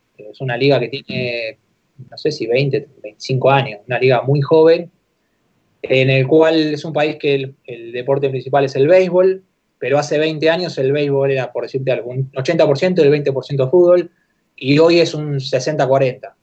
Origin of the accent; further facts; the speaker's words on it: Argentina; moved away as an adult; also born or lived in Japan / United Arab Emirates; en Argentina acá